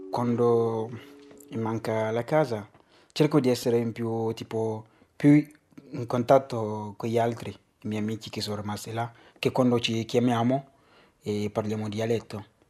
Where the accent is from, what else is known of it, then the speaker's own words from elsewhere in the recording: Benin; Italian is a second language; moved away as an adult; now in Bologna, Italy; vengo dal Benin, sono qua a Bologna da tre anni